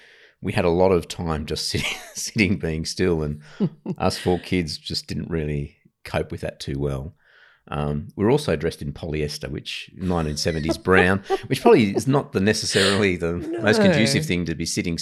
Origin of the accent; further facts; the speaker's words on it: Ryde, New South Wales, Australia; also born or lived in Papua New Guinea; Yeah, I grew up in Ryde. So Ryde was a fairly middle-class suburb back then, back in the 70s.